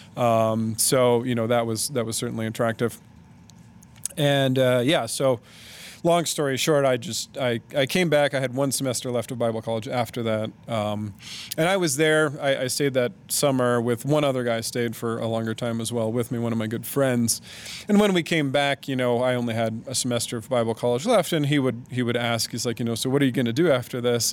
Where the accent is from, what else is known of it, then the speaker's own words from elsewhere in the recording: Indianapolis, Indiana, United States; moved away as an adult; now in Ukraine; my basically home city of Indianapolis